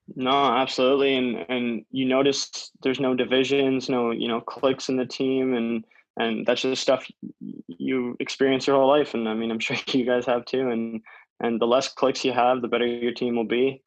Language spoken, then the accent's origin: English; Maple, Ontario, Canada; I grew up in Maple uh, my entire life, and I'm still living there now.